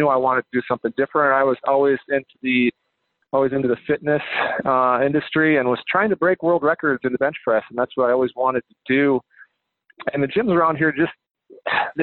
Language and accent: English; Manly, Iowa, United States; I was raised in North Iowa. I graduated from a very small school.